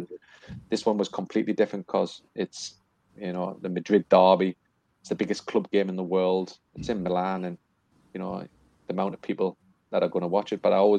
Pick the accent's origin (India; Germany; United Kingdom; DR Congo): United Kingdom; England; to referee the FA Cup final is such a privilege as a as an English referee.